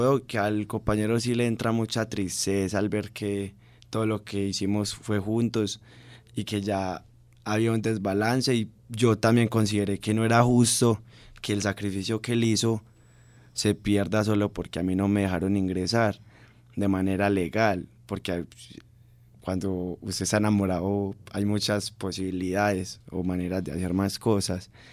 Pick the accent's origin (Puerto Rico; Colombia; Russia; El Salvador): Colombia